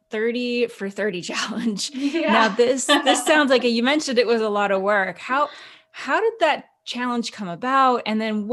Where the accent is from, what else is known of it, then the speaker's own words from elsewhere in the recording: Calgary, Alberta, Canada; moved away; I'm actually originally from Calgary, Alberta